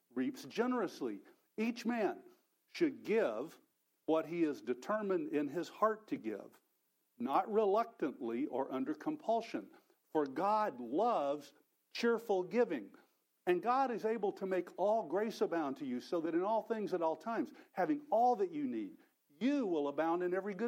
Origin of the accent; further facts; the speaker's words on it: Texas, United States; I'm from Texas, so my native language is Texan, which is quite different.